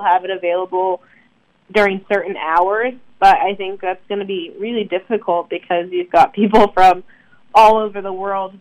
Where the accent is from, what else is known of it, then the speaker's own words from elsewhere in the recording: Durham, North Carolina, United States; growing up in the Durham area